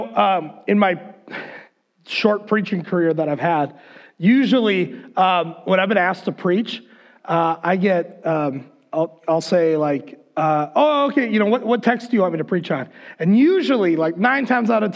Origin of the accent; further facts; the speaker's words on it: United States; also born or lived in Le Sueur, Minnesota; to our ears as Americans in 2021